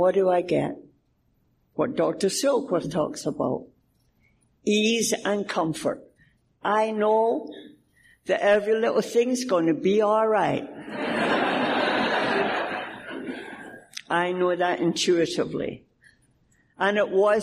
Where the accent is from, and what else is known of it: Scotland, United Kingdom; moved away